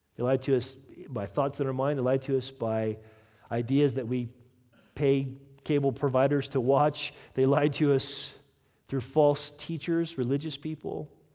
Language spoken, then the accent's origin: English; United States; I'm American